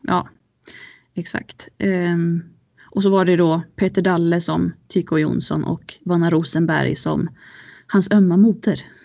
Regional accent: Ludvika, Dalarna County, Sweden; jag är uppvuxen i Ludvika med mina föräldrar från Sollefteå

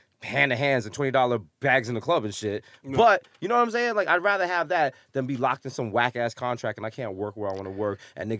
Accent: Bronx, New York, United States; And our whole shit is kind of like, yo, we're from the Bronx.

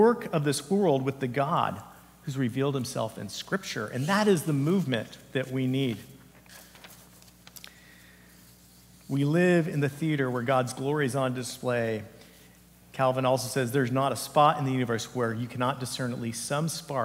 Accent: Santa Cruz Mountains, California, United States; I grew up in the Santa Cruz Mountains area

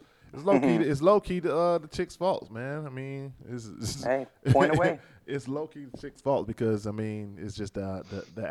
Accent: the South, United States; I'm from the South.

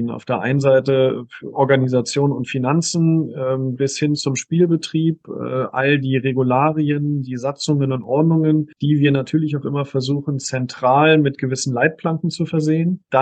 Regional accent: Berlin, Germany; also born or lived in Künzelsau; ich, ich bin gebürtiger Berliner Berliner. Ähm, ich habe also mein, mein Abi und mein Grundstudium noch in Berlin gemacht, beziehungsweise in Brandenburg, aber in Berlin gelebt

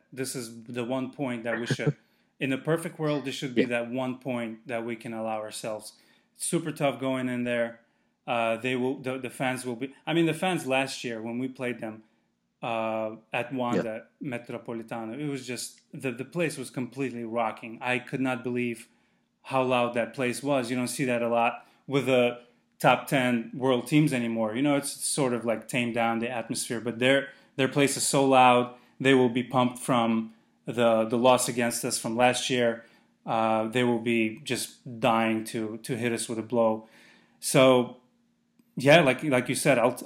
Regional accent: Azerbaijan; moved away; I'm from Azerbaijan

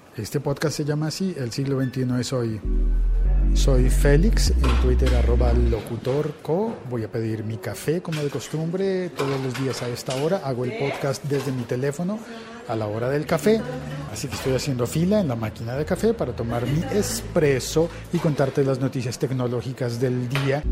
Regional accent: Colombia; en Colombia hablando de fútbol, que es un tema muy importante en mi país

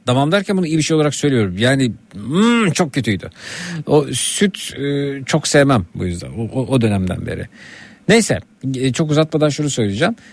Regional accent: Şile, Istanbul, Turkey; Ben işte bir yanımda Şileliyim

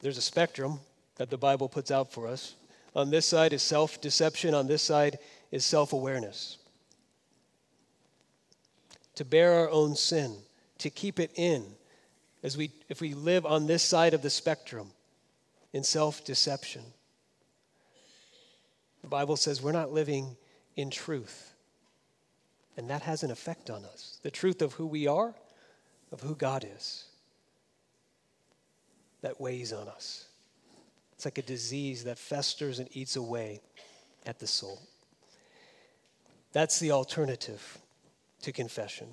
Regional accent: Florida, United States; now in California, United States; I grew up in Florida

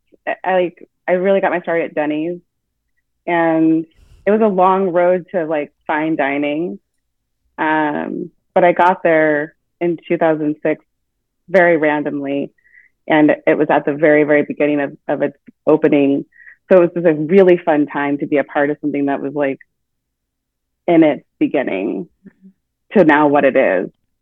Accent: Vancouver, Washington, United States; I grew up in Vancouver, where I went to school

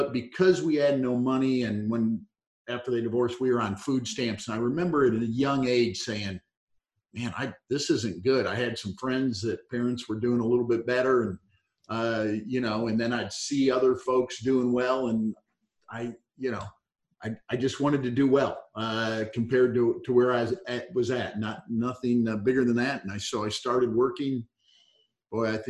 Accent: Northern Ohio, United States; moved away as an adult; also born or lived in Texas; I grew up in Northern Ohio, right south of Detroit, but moved to Texas after college

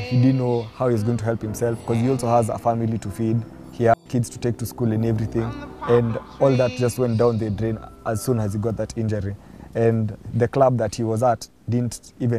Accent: Nairobi, Kenya; I'm from Nairobi, born and bred.

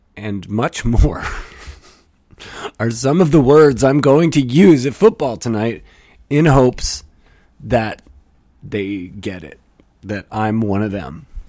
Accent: Canada; I'm from Canada.

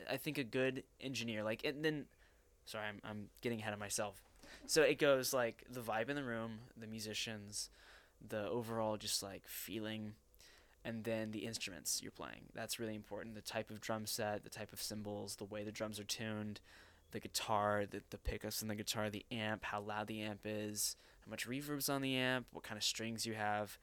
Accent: Arlington, Texas, United States; at age 13 in Arlington, Texas, at a public, uh, uh, I guess junior high school

